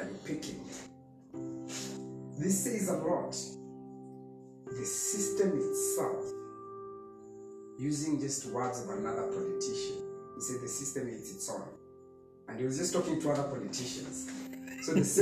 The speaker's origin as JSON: {"language": "English", "country": "Kenya", "said": "as a Kenyan"}